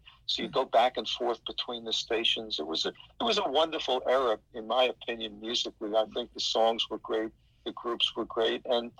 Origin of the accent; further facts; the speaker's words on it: New York City, New York, United States; I was born and raised in New York City, and my parents bought a house in what was then the suburbs, which is Queens, New York, one of the boroughs of New York City.